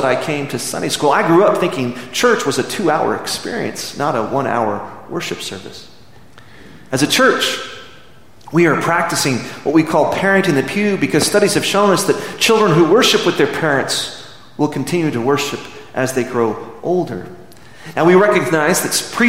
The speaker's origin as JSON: {"language": "English", "town": "Midland", "region": "Texas", "country": "United States", "tie": "born or raised there", "moved": "yes", "lives_now": "Amarillo, United States", "said": "when I was a boy growing up in Midland, 4 hours south of here, it's very similar to Amarillo except without the snow."}